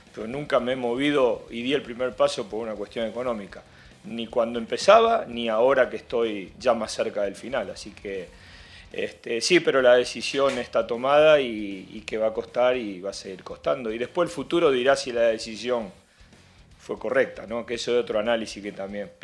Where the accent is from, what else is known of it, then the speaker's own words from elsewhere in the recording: Argentina; moved away; Yo soy argentino